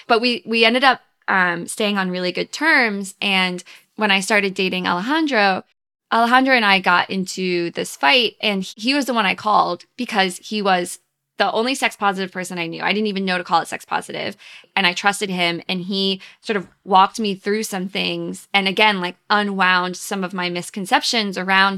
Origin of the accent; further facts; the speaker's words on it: the South, United States; Well, I grew up in the South, and then I went to conservative, wealthy, small college in Virginia.